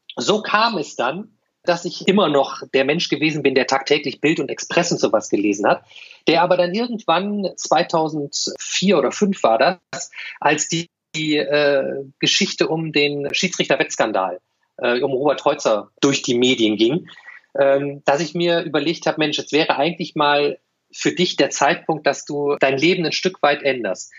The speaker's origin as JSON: {"language": "German", "town": "Düsseldorf", "region": "North Rhine-Westphalia", "country": "Germany", "tie": "born or raised there", "moved": "as an adult", "lives_now": "Cologne, Germany", "said": "als ich 1993 von der verbotenen Stadt als gebürtiger Düsseldorfer nach Köln"}